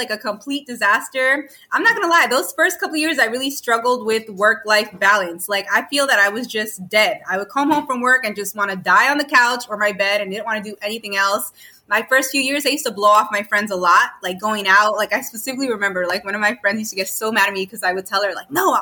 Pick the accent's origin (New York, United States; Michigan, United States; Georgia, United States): New York, United States; New York City; also born or lived in Miami, Florida; now in South Carolina, United States; I was born and raised in New York. So Queens, Jackson Heights is like my birthplace